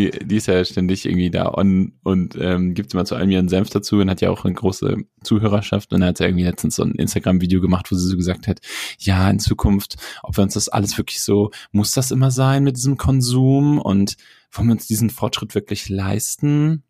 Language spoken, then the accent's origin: German; Germany; als Deutscher